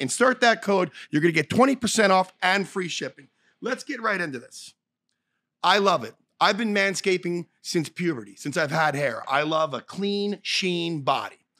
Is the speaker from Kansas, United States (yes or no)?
no; Philadelphia, Pennsylvania, United States; moved away; I'm from Philly